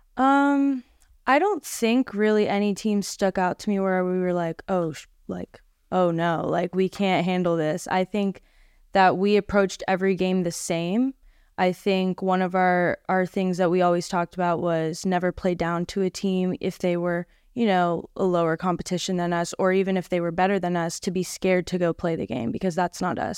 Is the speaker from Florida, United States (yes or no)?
yes; Orlando, Florida, United States; moved away as an adult; now in Boca Raton, United States; I'm from Orlando